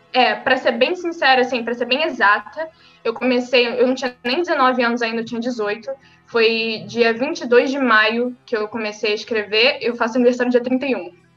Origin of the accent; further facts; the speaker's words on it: São Gonçalo, Rio de Janeiro, Brazil; eu sou do Rio de Janeiro, eu moro em São Gonçalo, nasci e cresci aqui.